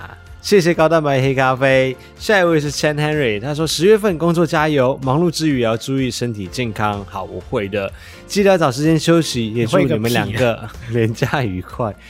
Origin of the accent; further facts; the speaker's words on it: West Malaysia, Malaysia; 但是这之前我们可能要先去西马，先带五一去我的家乡玩。